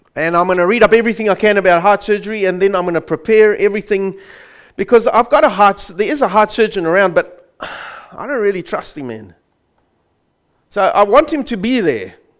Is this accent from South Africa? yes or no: yes; South Africa; I grew up in South Africa under the banner of the Dutch Reformed Church